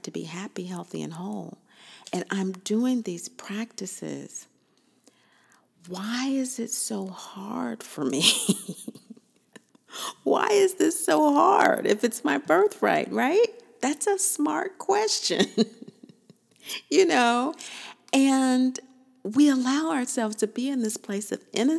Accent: Kansas, United States; I'm from Kansas

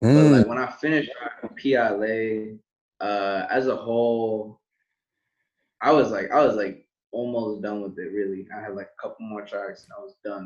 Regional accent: West Covina, California, United States; moved away; I was originally born in West Covina, California.

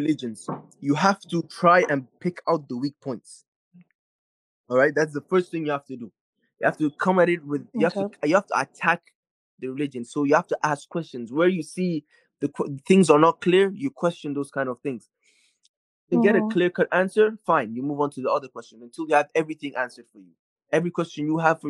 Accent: Nigeria; I'm from Nigeria

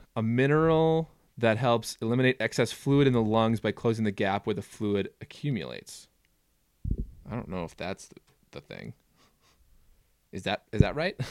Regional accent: Minneapolis, Minnesota, United States; moved away as an adult; now in Jackson, United States; I grew up in the Twin Cities of Minnesota

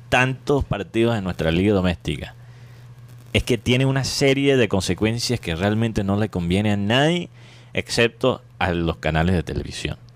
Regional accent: Miami, Florida, United States; born there; Porque yo entiendo, porque yo nací en Miami por accidente, básicamente, porque

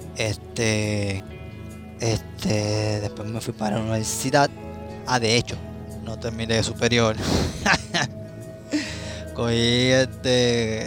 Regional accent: Caguas, Puerto Rico; podría decir que casi toda mi vida he estado en Cagua, he vivido en Cagua

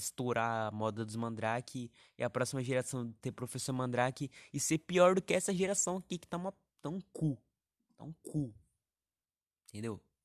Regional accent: interior of São Paulo, Brazil; accent: caipira (interior of São Paulo), with chiado S; eu sou do interior de São Paulo

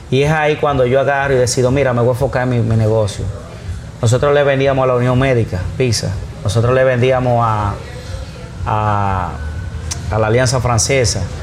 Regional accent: Tamboril, Santiago, Dominican Republic; Yo primero abrí en Tamboril. Que está en la avenida, yo soy de Tamboril.

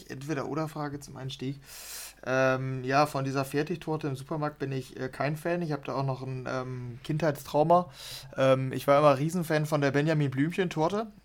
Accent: Dortmund, North Rhine-Westphalia, Germany; Dortmund ist extrem hässlich, ähm, weil früher wir, wir kommen hier aus dem Ruhrgebiet und das hat Spuren hinterlassen.

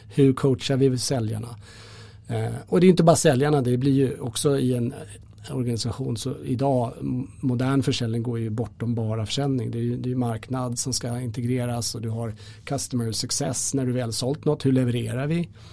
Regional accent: Sweden; vi som svenskar

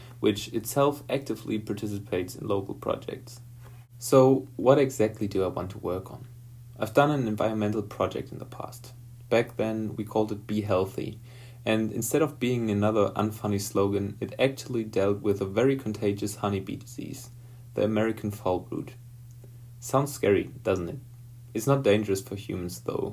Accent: Ruhr Valley, North Rhine-Westphalia, Germany; I'm from the Ruhr Valley, an area in Germany that has a rich history in coal mining.

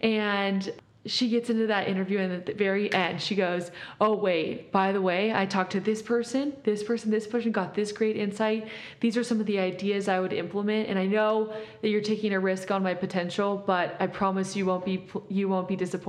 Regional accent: Mexico; moved away; also born or lived in Compton, California, United States; growing up in Mexico and then moving to Compton and then going to Cal

